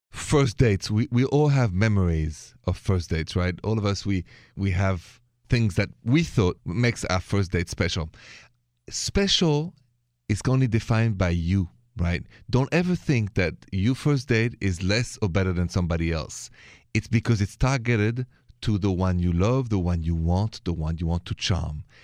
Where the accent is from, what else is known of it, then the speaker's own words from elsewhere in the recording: France; accent: French; My accent is French.